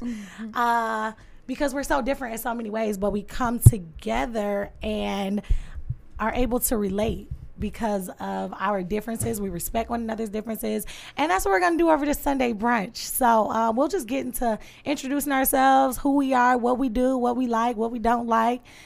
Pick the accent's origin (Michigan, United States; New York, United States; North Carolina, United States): Michigan, United States; Detroit; I'm from the East Side, born and raised on the East Side.